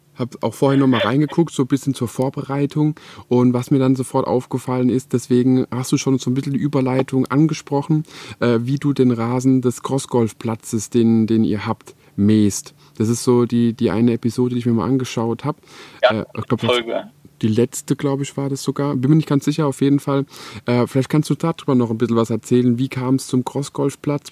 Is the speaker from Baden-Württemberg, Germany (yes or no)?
yes; Electoral Palatinate, Baden-Württemberg, Germany; in der Umgebung, wo ich, wo ich eben wohne und auch aufgewachsen bin in der Kurpfalz